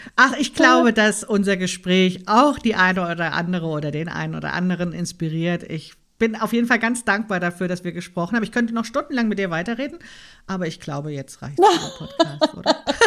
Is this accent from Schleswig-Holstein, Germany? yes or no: no; Frankfurt, Hesse, Germany; now in Berlin, Germany; ich bin in Frankfurt aufgewachsen, ne? in dieser Bankerstadt